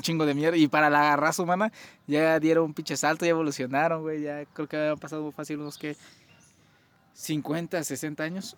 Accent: Mexico; somos mexicanos

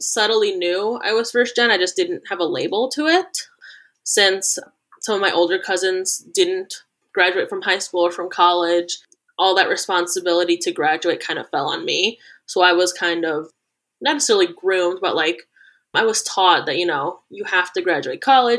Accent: Cleveland, Ohio, United States; moved away as an adult; now in Cincinnati, United States; I'm originally from Cleveland, but I'm down in Cincinnati right now for grad school.

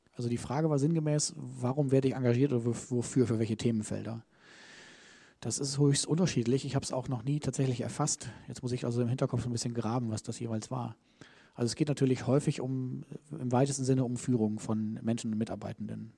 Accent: Germany; ich bin Deutscher, ne, wir Deutschen

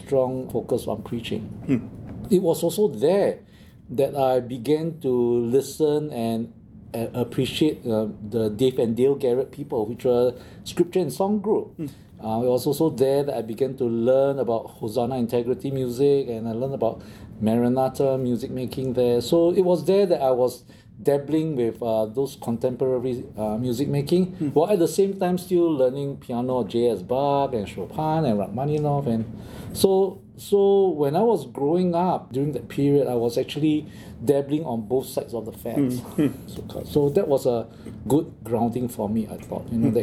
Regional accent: Singapore; moved away; I grew up in Singapore

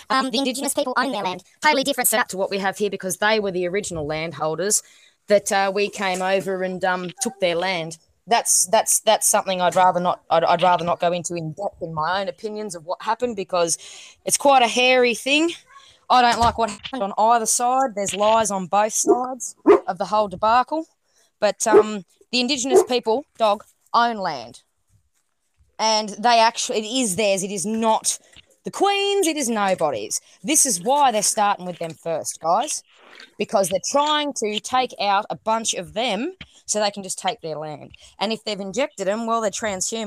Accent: Australia

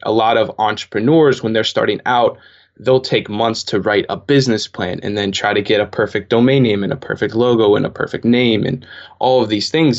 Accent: Pittsburgh, Pennsylvania, United States; I'm from Pittsburgh, Pennsylvania

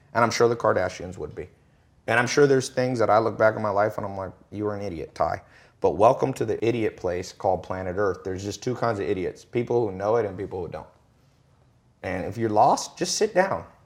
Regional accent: Long Beach, California, United States; I was born in Long Beach, Compton kinda area, and never was around anybody who would make a hundred grand a year

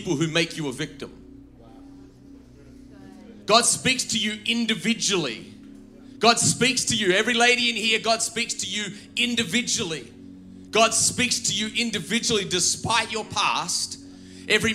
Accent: Australia; as an Australian. I follow him as a Christian, because my Christianity trumps my Australianness

